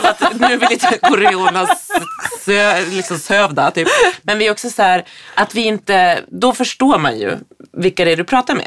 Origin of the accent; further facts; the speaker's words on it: Härnösand, Västernorrland County, Sweden; moved away; I Härnösand, när man på 80-talet gick i skolan, då hade man en mat mattant